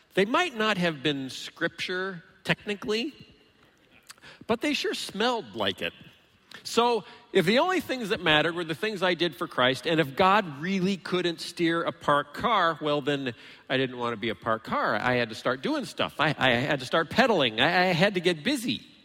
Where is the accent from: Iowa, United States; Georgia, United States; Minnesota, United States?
Iowa, United States; moved away; also born or lived in Illinois; I grew up actually in Iowa and then moved to Illinois